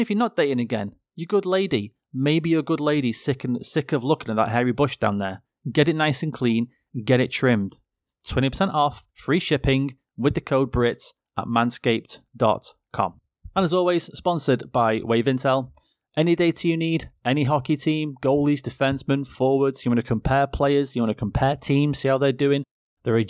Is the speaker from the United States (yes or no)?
no; England, United Kingdom; I'm English and, you know, we're just not very diverse over here.